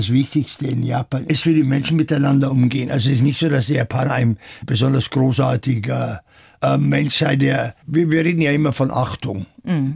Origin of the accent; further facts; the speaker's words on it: Kirchenthumbach, Bavaria, Germany; also born or lived in France / Tokyo; now in Munich, Germany; Geboren bin ich auf dem Land in der Oberpfalz, aber geprägt haben mich viel mehr die Jahre in Frankreich